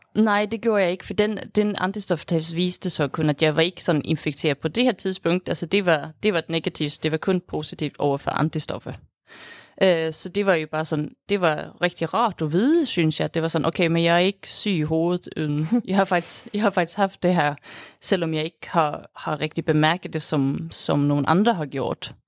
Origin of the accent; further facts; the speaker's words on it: Sweden; Danish is a second language; moved away as an adult; also born or lived in Denmark; now in Aarhus, Denmark; jeg er fra Sverige. Men jeg har så boet her i Danmark i snart syv år